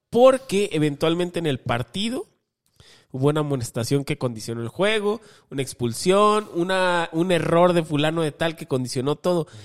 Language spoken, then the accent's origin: Spanish; Mexico